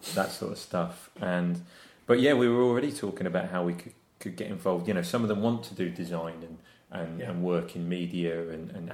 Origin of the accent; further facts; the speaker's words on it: Wiltshire, South West England, United Kingdom; moved away; also born or lived in Surrey; I grew up in Wiltshire